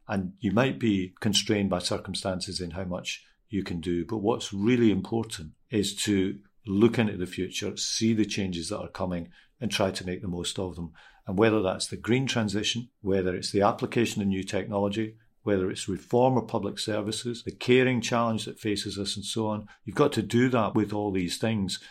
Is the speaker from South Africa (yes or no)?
no; Glasgow, Scotland, United Kingdom; I'm a Scottish person, obviously. I grew up in Glasgow.